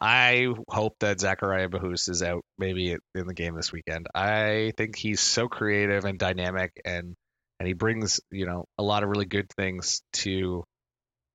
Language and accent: English; Nova Scotia, Canada; moved away; I grew up in Nova Scotia, so I lived there a lot. And then I left before Halifax had a team.